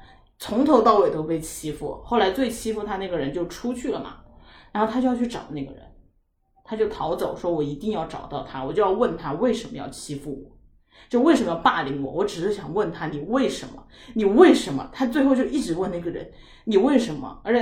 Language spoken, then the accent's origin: Chinese; Sichuan, China; 因为我都是四川人，回成都生的小孩